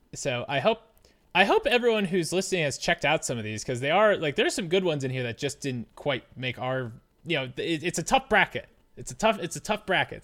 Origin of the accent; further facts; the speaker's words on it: United States; I'm an American.